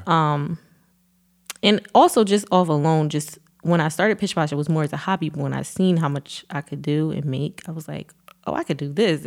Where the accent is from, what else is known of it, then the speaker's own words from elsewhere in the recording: Philadelphia, Pennsylvania, United States; I moved back to Philly after college I would say now, going on three years ago.